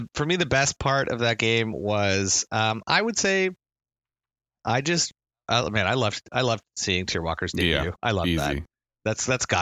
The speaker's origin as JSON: {"language": "English", "town": "Ottawa", "region": "Ontario", "country": "Canada", "said": "we're from Ottawa"}